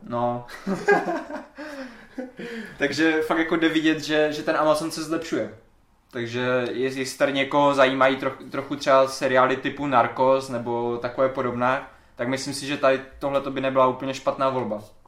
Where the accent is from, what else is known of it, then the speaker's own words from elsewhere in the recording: Czechia; first language Czech; náš rodný jazyk